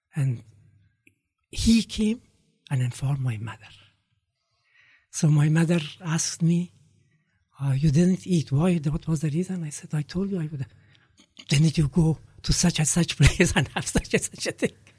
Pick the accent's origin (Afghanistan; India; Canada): Afghanistan; Kabul; I was growing up in Kabul